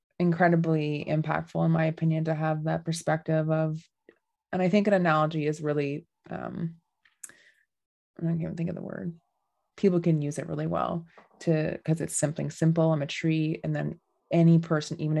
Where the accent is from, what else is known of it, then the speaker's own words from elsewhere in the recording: Dryden, Ontario, Canada; I'm from Dryden, Ontario